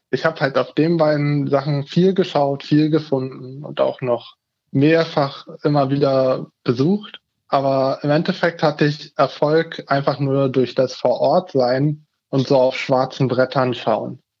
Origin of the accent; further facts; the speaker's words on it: Hannover, Lower Saxony, Germany; ich komme aus der Region Hannover und bin da jetzt in Hannover Auszubildender.